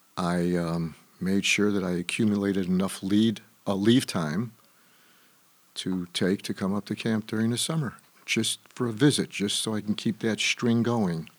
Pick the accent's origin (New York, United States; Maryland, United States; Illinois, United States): Illinois, United States; Chicago; I was born on the West Side, and my formative years were on the South Side of Chicago